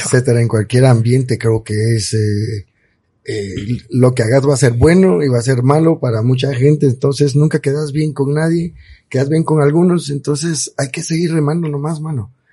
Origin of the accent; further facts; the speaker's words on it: Cobán, Alta Verapaz, Guatemala; Yo soy 100% cobanero, eh, amo mi tierra, viva la tierra de Carlos V, Cobán